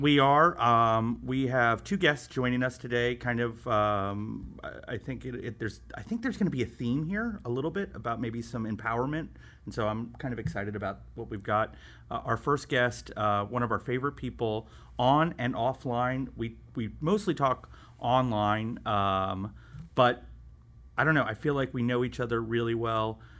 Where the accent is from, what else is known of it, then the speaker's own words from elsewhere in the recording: St. Petersburg, Florida, United States; I grew up in Saint Petersburg